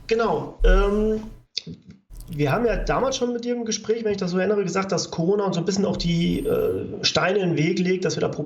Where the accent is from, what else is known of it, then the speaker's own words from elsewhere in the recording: Saxony, Germany; ich komme ja jetzt hier aus Sachsen.